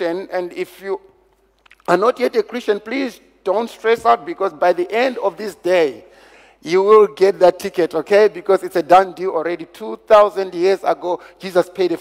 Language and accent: English; Zimbabwe; I come from Zimbabwe.